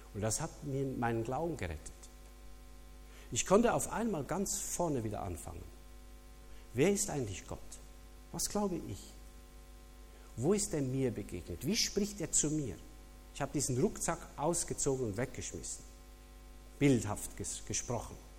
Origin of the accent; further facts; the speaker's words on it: Switzerland; als Schweizer